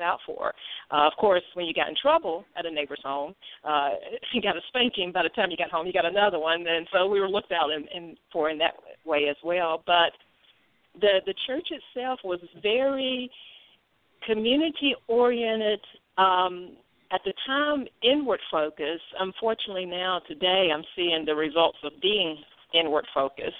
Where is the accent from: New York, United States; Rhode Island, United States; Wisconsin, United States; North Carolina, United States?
North Carolina, United States; Greensboro; now in Mount Holly, United States; I am originally from Greensboro, North Carolina